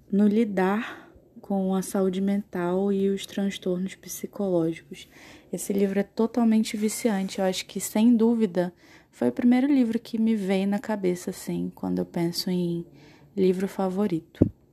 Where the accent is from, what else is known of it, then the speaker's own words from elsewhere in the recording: Manaus, Amazonas, Brazil; moved away as an adult; now in Boa Vista, Brazil; eu sou de Manaus, eu nasci em Manaus, mas eu moro em Boa Vista, em Roraima, porque eu faço faculdade lá. Eu já moro há quatro anos em Roraima